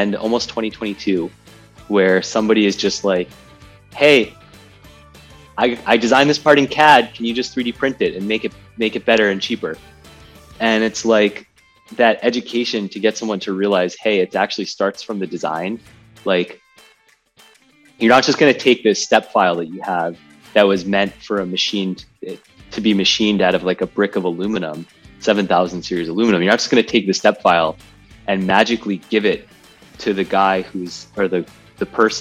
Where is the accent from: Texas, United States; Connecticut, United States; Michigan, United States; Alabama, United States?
Connecticut, United States; born or raised there